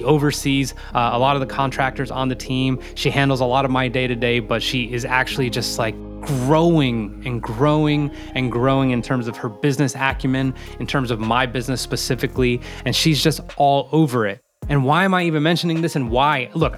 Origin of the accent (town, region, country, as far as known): Morristown, New Jersey, United States; born or raised there